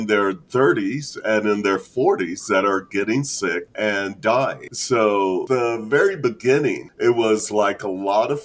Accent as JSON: {"language": "English", "town": "Denver", "region": "Colorado", "country": "United States", "also_born_or_lived": "San Francisco, California", "moved": "yes", "said": "I'm from Denver, Colorado"}